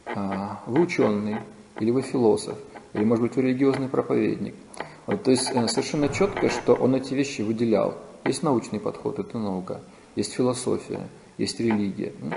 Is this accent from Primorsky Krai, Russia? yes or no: yes; Vladivostok, Primorsky Krai, Russia; я из Владивостока